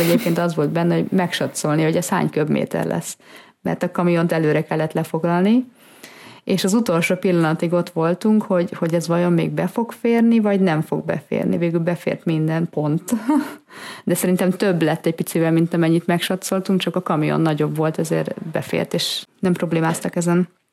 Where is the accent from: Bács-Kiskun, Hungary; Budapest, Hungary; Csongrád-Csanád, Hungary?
Budapest, Hungary; moved away as an adult; also born or lived in Northern Italy / Germany; now in Italy; mi Budapesten születtünk, és ott is nőttünk föl.